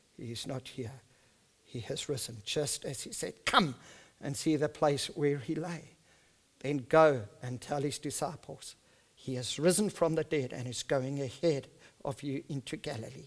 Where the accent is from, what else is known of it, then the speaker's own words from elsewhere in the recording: South Africa; first language Afrikaans; English is a second language; I'm an Afrikaans person